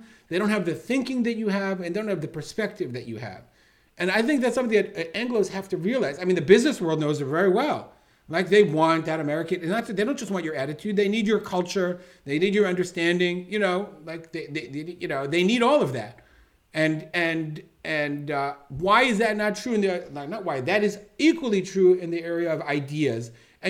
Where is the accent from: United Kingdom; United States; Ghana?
United Kingdom; England; I can't change the fact that I came from England and I have this miftah and I don't have the language.